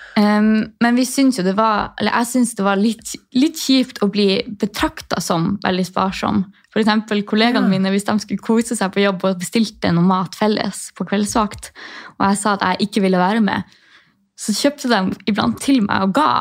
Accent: Tromsø, Troms, Norway; moved away as an adult; also born or lived in Sortland, Nordland; Jeg har akkurat flytta fra Sortland i Nordland, men jeg er fra Tromsø

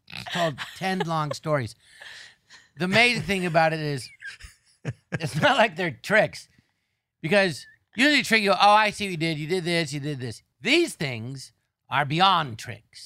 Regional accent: Los Angeles, California, United States; I grew up in Tarzan and there was an empty lot next door

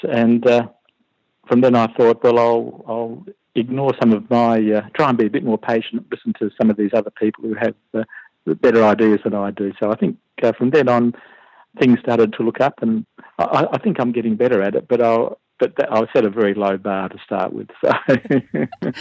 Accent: Perth, Western Australia, Australia; moved away as an adult; now in Canberra, Australia; I'm originally from Perth

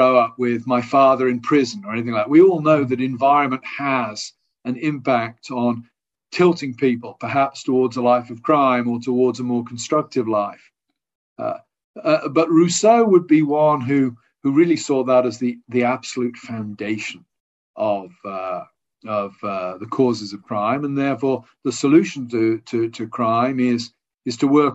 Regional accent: England, United Kingdom; I'm an Englishman.

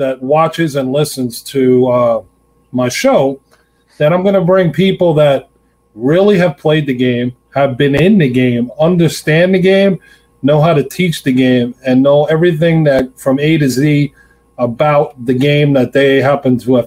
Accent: Long Island, New York, United States; moved away as an adult; also born or lived in Pittsburgh; I grew up in Long Island

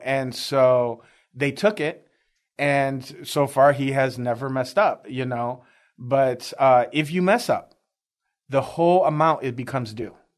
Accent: Chicago, Illinois, United States; moved away as an adult; now in Texas, United States; I'm originally from Chicago, uh, inner city Chicago, uh, born and raised

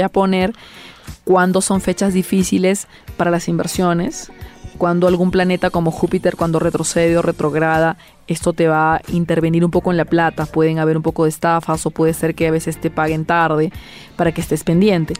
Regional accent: Peru; yo hago Feng Shui en mi país

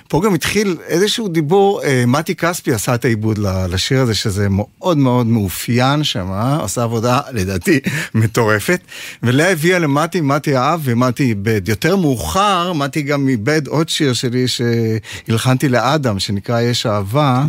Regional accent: Ma'anit, Haifa District, Israel; הם התחילו בקיבוץ מענית, אה, שם נולדתי, שם גדלתי

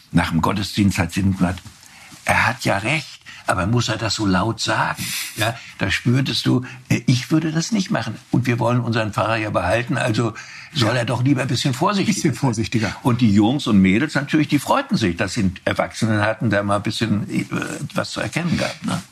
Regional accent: Wustrow, Mecklenburg-Vorpommern, Germany; also born or lived in Rostock; Dadurch, dass ich auf dem Dorf lebte und nicht in meiner Geburtsstadt Rostock

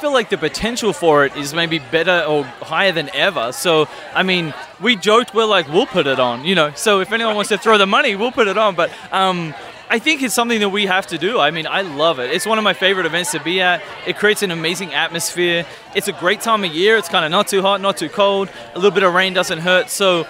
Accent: Melbourne, Victoria, Australia; moved away as an adult; now in St. Louis, United States; So originally from Melbourne, Australia. Long story short, I was an exchange student back in 2006 at Drury in Springfield, Missouri.

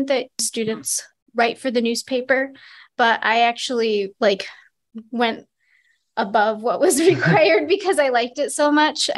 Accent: Adams, Massachusetts, United States; now in Williston, United States; I am from Adams, Massachusetts originally. So it's a little town in Western Mass.

